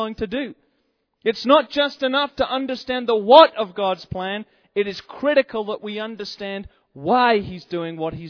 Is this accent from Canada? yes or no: no; England, United Kingdom; now in United States; I'm from England, incidentally. That's where I come from originally.